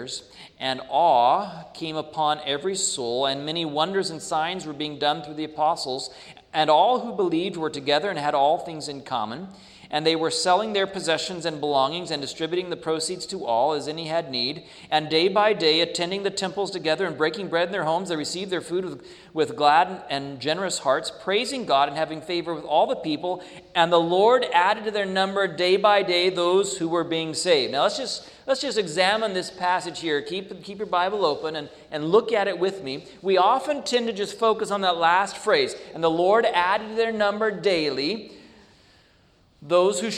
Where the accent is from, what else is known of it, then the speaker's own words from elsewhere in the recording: United States; as an American